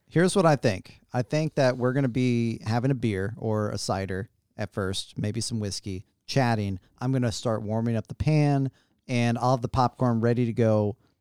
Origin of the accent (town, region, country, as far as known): United States